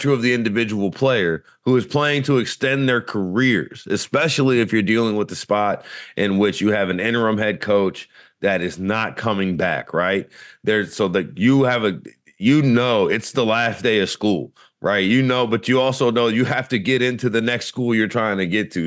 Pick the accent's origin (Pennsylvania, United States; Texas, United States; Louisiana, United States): Louisiana, United States; growing up in Louisiana